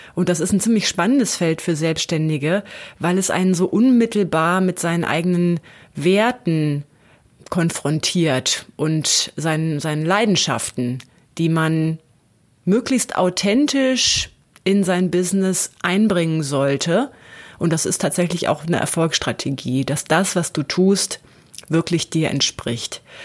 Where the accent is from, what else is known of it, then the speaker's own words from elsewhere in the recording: Lower Saxony, Germany; Ich bin auch gebürtige Niedersächsin und war da, bin da auch zur Schule gegangen.